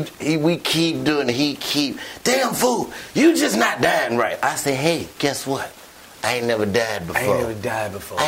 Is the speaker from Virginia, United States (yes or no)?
no; Chicago, Illinois, United States; I'm from Chicago